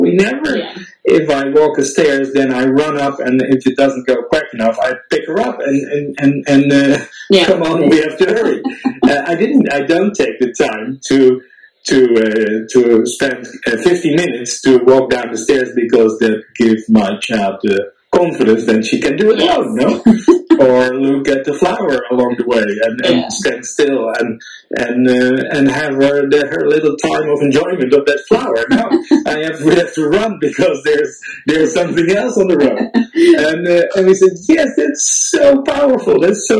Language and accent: English; Netherlands; now in Switzerland; you from Ukraine, I'm from Holland, me posting in all kinds of expat groups